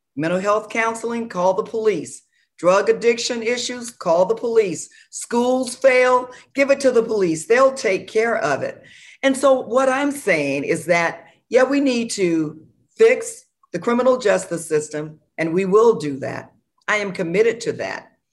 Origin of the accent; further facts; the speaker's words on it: Florida, United States; an African-American woman born and raised in Florida, running for the U S Senate